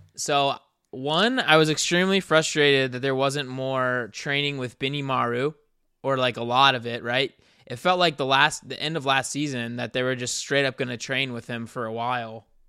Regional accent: South Carolina, United States; me and Ricky are both from the South. We're from South Carolina

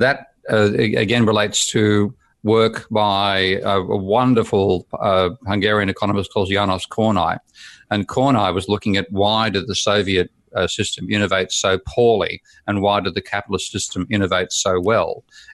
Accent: Australia; now in United Kingdom; from my perspective as a Aussie expat living there for 4 years, 5 years, and looking at it, I'm seeing a country turning into a third world economy

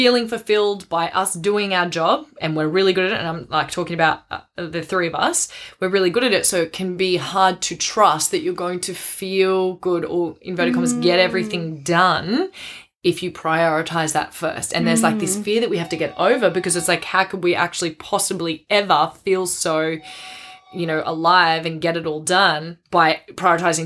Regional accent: Australia; I'm Aussie.

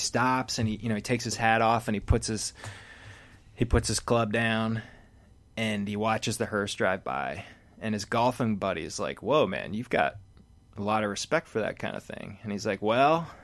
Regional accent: Philadelphia, Pennsylvania, United States; Philly, same

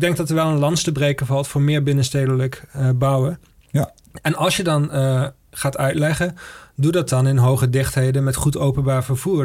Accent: Maastricht, Limburg, Netherlands; ik kom uit Maastricht

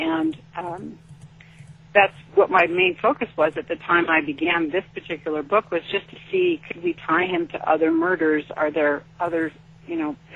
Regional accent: Sacramento, California, United States; I grew up in Sacramento

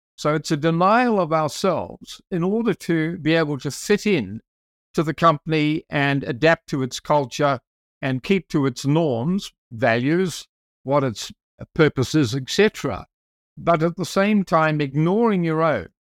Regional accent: South Island, New Zealand; I'm from New Zealand, as you mentioned, and I'm from the South Island, so I'm close to the Antarctic.

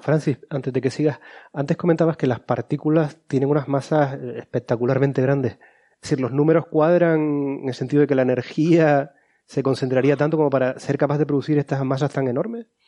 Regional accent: Canary Islands, Spain; nosotros como canarios que era de Lanzarote

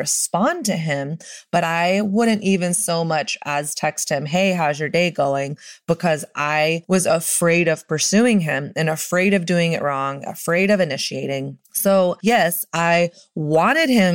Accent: the South, United States; I'm from the South and I learned from Southern culture

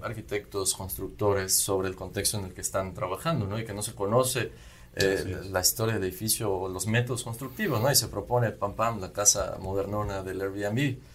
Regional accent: Yucatán, Mexico; en nuestra región

